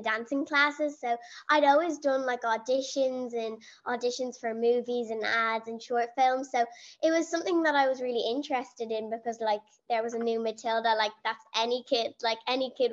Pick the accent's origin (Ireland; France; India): Ireland; Dublin, Leinster; I'm 13 years old and I'm from Dublin in Ireland.